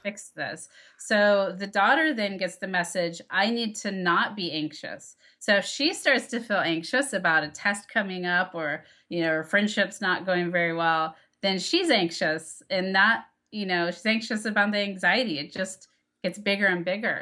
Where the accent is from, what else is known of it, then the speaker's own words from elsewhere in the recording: Texas, United States; moved away; I grew up in Texas, very conservative town